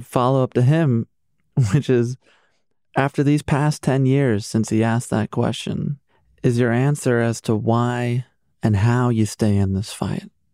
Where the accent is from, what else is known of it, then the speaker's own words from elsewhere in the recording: Chicago, Illinois, United States; As a Chicagoan